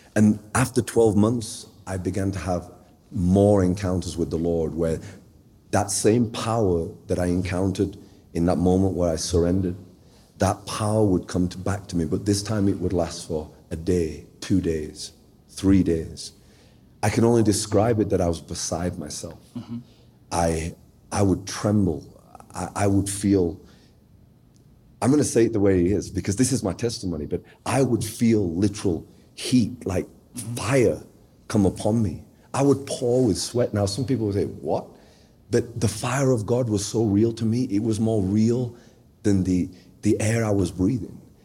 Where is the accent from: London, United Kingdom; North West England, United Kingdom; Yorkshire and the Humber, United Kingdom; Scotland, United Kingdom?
Yorkshire and the Humber, United Kingdom; Sheffield; I was born in the United Kingdom uh, in a place called Sheffield, which is sort of the northern part of England